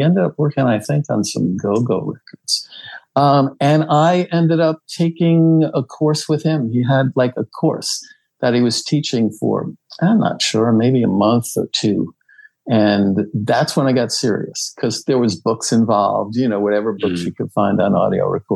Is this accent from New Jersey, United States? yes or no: yes; New Jersey, United States; also born or lived in Queens, New York; I grew up in New Jersey, was born in Queens, but New York was super close